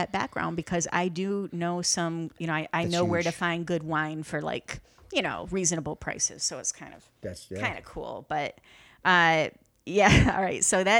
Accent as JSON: {"language": "English", "town": "Flint", "region": "Michigan", "country": "United States", "said": "And yeah, I'm from Flint, Michigan."}